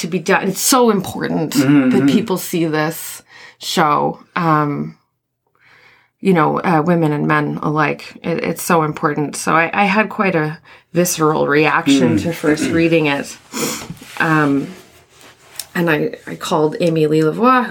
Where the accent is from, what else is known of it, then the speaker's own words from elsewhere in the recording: South Mountain, Ontario, Canada; moved away as an adult; also born or lived in Paris / Vancouver / Ottawa; I grew up in South Mountain, Ontario